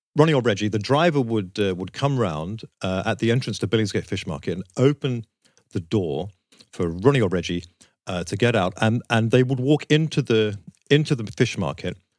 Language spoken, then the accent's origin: English; Southend-on-Sea, East of England, United Kingdom; growing up in South End on Sea